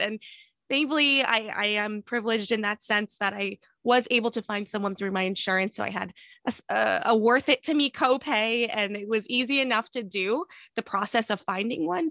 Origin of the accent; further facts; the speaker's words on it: New Jersey, United States; moved away as an adult; also born or lived in Boston; we moved from Boston to New Jersey, where I'm from